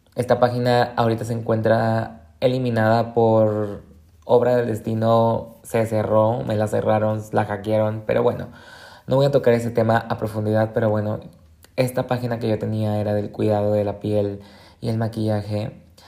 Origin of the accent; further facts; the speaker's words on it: Colima, Mexico; moved away as an adult; now in Guadalajara, Mexico; yo soy del estado de Colima